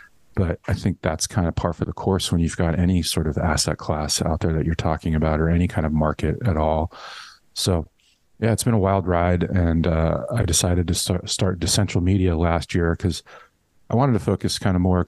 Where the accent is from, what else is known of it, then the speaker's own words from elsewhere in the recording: Los Angeles, California, United States; moved away as an adult; also born or lived in San Francisco / New York City; back in LA, really liking it. It's my hometown